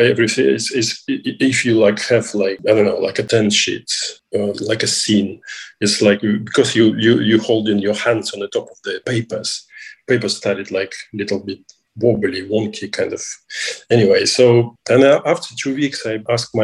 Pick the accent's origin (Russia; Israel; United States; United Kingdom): Russia; I'm from Russia